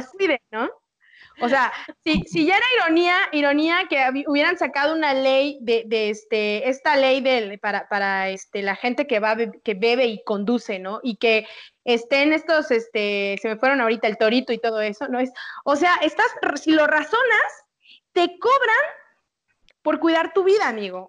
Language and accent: Spanish; Mexico; como buenos mexicanos